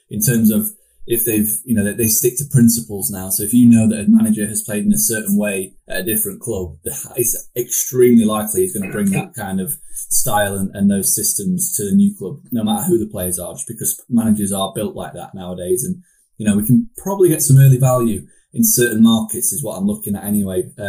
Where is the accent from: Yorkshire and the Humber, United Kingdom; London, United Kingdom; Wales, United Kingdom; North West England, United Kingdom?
Yorkshire and the Humber, United Kingdom; Sheffield; I'm from Sheffield